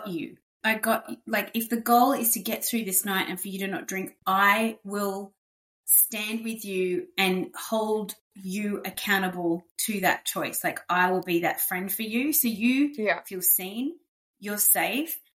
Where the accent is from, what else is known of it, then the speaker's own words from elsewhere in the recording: Sydney, New South Wales, Australia; I grew up on the northern beaches of Sydney